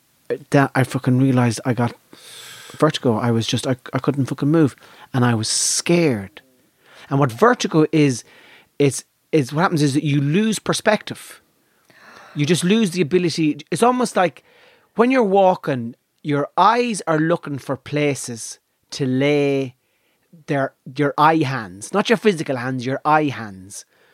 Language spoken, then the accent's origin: English; Ulster, Ireland; I'm from Donegal.